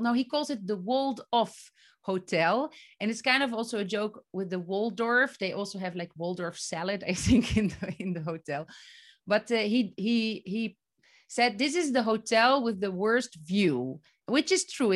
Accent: Netherlands; moved away as an adult; now in Palestine; I'm from the Netherlands.

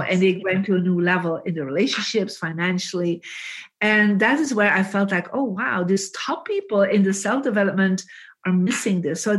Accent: Belgium; English is a second language; moved away as an adult; I mean, I came from Belgium, had no idea who is this John Gray or Jack Canfield.

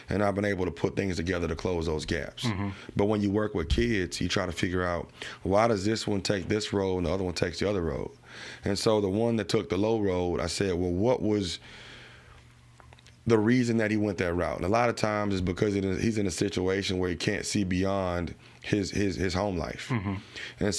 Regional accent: Baton Rouge, Louisiana, United States; also born or lived in Houston; ended up finishing growing up in Scotlandville

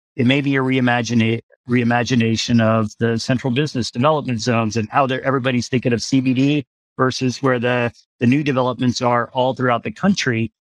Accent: Galveston, Texas, United States; I grew up in Galveston.

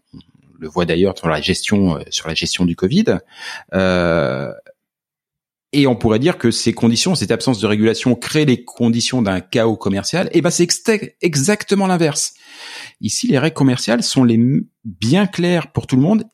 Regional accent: France; moved away as an adult; au moment où je suis parti de France

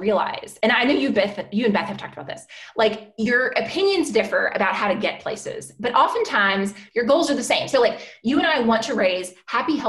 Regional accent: Louisville, Kentucky, United States; Louisville is my hometown

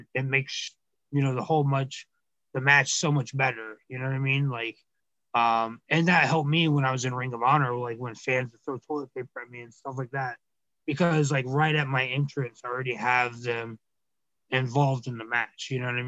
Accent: Cobb County, Georgia, United States; I was from Cobb County, Georgia

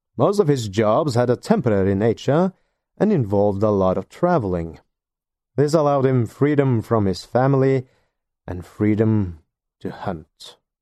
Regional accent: Norway; English is a second language; I'm not a native English speaker, and I do not live in either the U K or the United States of America. I am a Norwegian living in Norway.

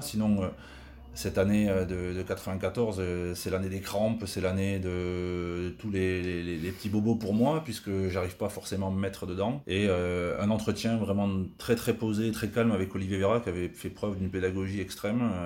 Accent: Tarn, Occitania, France; moved away; also born or lived in Castres; je suis régénéré du Tarn et je suis très fier d'être de là-bas.

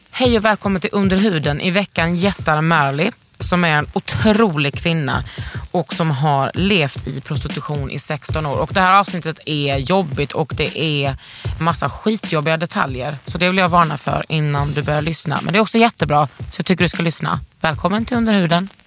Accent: Lund, Skåne, Sweden; accent: mixed dialect from parents; I Lund. Lund. Så... Precis, men med mina föräldrar, med deras dialekt. Jag fick ju en sån här blandningsdialekt som, man får, som många har i Lund. Att deras föräldrar har flyttat dit ja. för att plugga

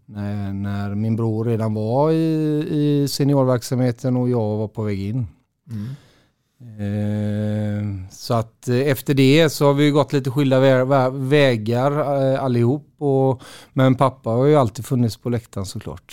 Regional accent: Gothenburg, Västra Götaland, Sweden; also born or lived in Partille; jag är uppväxt i Göteborg

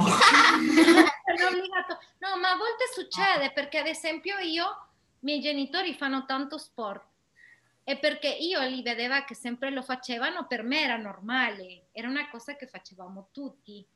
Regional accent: Mexico; Italian is a second language; moved away; io che sono da Messico

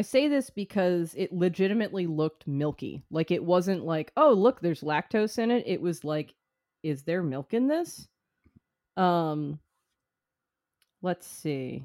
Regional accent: United States; as an American

